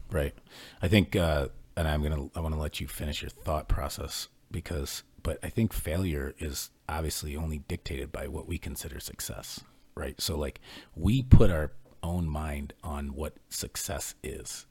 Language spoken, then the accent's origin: English; Ohio, United States; I grew up in Ohio